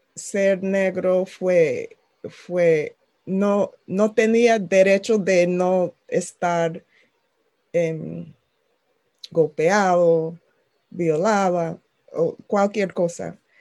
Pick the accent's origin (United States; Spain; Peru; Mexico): United States; Maryland; Spanish is a second language; also born or lived in Washington, D.C.; yo nací en Washington, D.C. mis padres se mudaron a un suburbio en el estado de Maryland cuando yo tenía como tres años y asistí las escuelas públicas